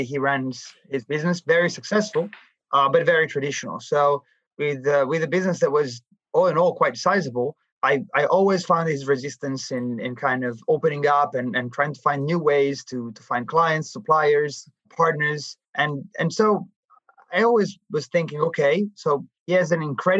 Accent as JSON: {"language": "English", "town": "Milan", "region": "Lombardy", "country": "Italy", "tie": "born or raised there", "also_born_or_lived": "New York", "moved": "as an adult", "said": "I was born and raised in Milan"}